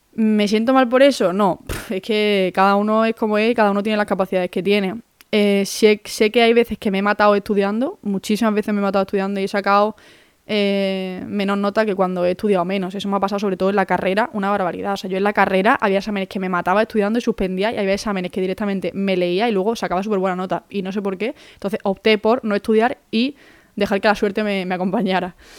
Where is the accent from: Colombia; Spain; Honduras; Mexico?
Spain; Málaga, Andalusia; moved away; also born or lived in Madrid; yo soy de Málaga, hago la selectividad de Andalucía